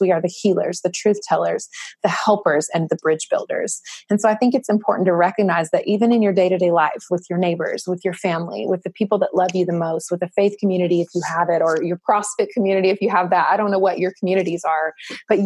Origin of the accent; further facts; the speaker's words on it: the South, United States; I grew up in the South